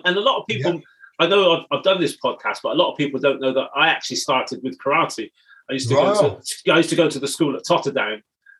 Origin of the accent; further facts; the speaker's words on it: Bristol, South West England, United Kingdom; Growing up in Bristol, we went to the same secondary school, albeit you're a little bit older than me. Yeah. Our families, we're first generation Jamaica in Bristol.